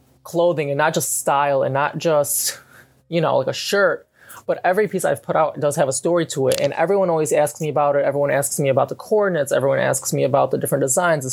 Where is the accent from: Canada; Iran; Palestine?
Palestine; I am from the Beled of Aram and Palestine. My entire characteristic is being Palestinian